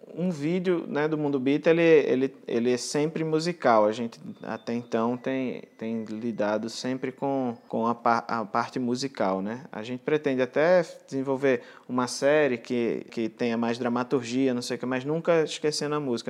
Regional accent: Angra dos Reis, Rio de Janeiro, Brazil; Nasci em Angra dos Reis

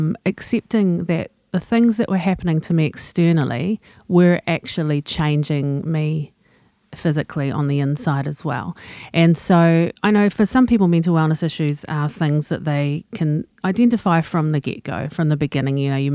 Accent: England, United Kingdom; So, you know, I'm English. I keep calm and carry on.

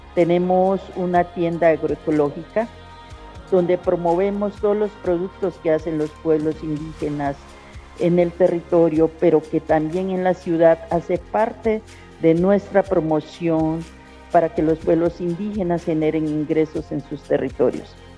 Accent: La Chorrera, Amazonas, Colombia; yo soy del pueblo indígena Uitoto, del territorio de origen de la chorrera Amazonas del resguardo predio Putumayo

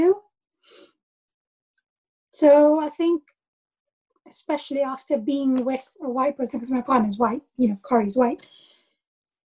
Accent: Malaysia; moved away as an adult; now in United Kingdom; They saw me as a Malaysian. I saw myself as a Malaysian.

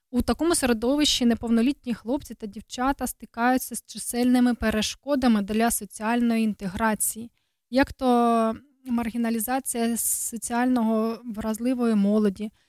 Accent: Ukraine; Бо то ж українські жінки. Так, то ж українські, то ми ж з України.

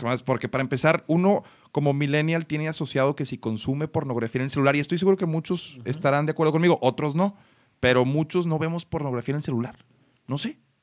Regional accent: Mexico; Como mexicano

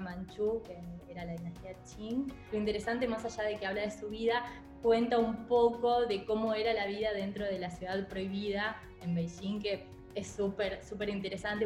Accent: Argentina; also born or lived in China; mi cultura eh, como argentina eh, en, en China

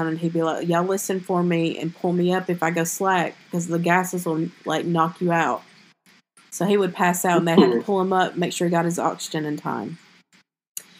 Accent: the South, United States; I'm from the South

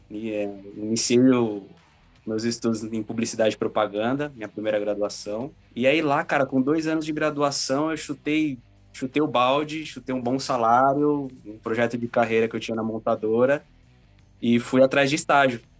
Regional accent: ABC Paulista, São Paulo, Brazil; do ABC, nascido e criado no ABC Paulista.

